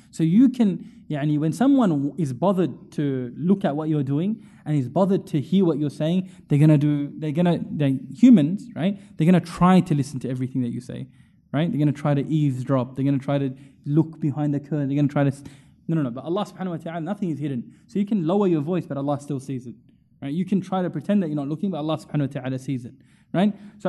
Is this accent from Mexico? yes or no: no; India; I'm Indian, you know what I mean? I'm just a random guy from the area.